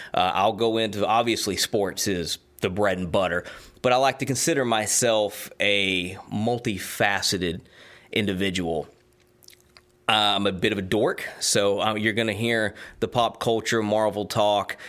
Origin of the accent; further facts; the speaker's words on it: Georgia, United States; also born or lived in Tennessee / Knoxville, Tennessee; now in South Carolina, United States; I was born in Georgia, uh, lived in Tennessee for a good part of my life.